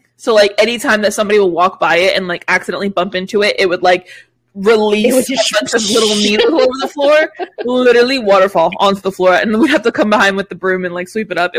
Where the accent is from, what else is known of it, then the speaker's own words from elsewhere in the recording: Jacksonville, Florida, United States; moved away; my family is coming from Jacksonville. And sorry, I just said whatever, that's my hometown.